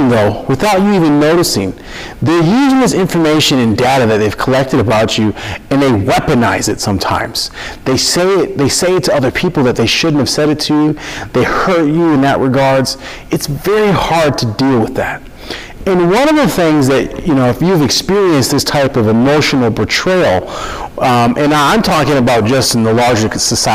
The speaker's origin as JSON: {"language": "English", "region": "Minnesota", "country": "United States", "tie": "born or raised there", "said": "I'm born and raised in Minnesota, and I love it. From Minnesota, I love it here."}